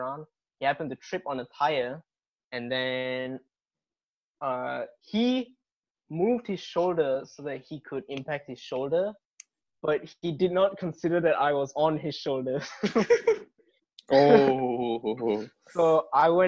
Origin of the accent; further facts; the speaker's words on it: Malaysia; first language English; I'm Malaysian Indian